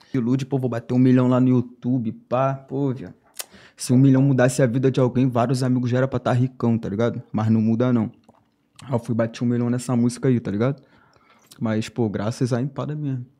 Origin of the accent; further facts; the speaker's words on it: São Gonçalo, Rio de Janeiro, Brazil; sou lá de São Gonçalo, tá ligado? Cria, raiz, lá da Valéria